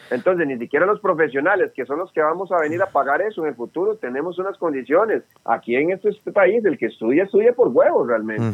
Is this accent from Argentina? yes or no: no; Costa Rica; A mí mi tata y mi mamá me parieron tico, así que defiendo mi tierra tica